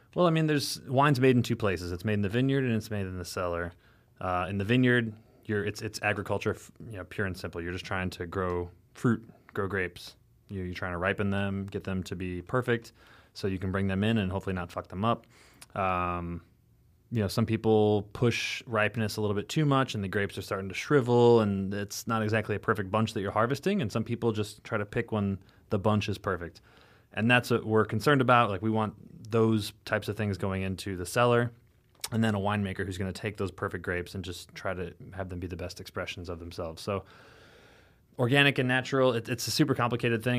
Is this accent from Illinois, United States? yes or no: yes; rural Illinois, United States; now in New York City, United States; growing up in the Midwest, in, like, literally, like, rural Illinois, you know, like, corn and soybean fields all around me